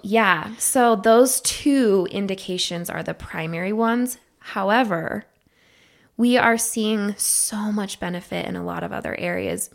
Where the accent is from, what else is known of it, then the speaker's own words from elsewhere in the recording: Idaho, United States; moved away; I'm originally from Idaho